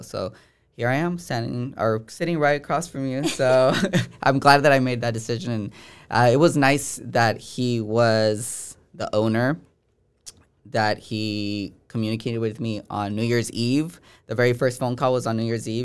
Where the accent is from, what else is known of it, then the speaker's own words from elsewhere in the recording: Bay Point, California, United States; from the Bay Area. No, uh, and from Bay Point, California